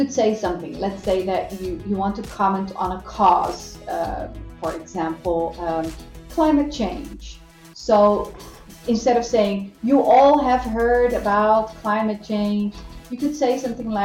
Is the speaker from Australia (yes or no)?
no; Netherlands; now in Brazil; I'm a foreigner. So I'm from the Netherlands